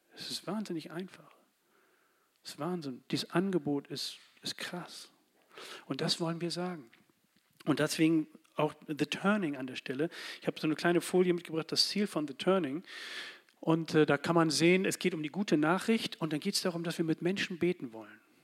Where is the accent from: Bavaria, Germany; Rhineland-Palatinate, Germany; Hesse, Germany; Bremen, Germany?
Bremen, Germany; Als Bremer hier für diese Stadt